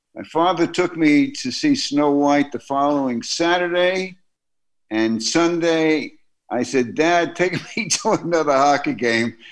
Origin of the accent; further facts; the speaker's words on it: New York City, New York, United States; my growing up in Brooklyn